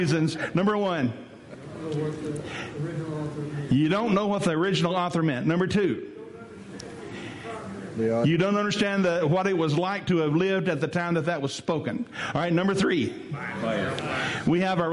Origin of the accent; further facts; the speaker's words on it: West Tennessee, United States; I'm from West Tennessee. I ain't quite used to that yet. You know, in West Tennessee, we don't do that.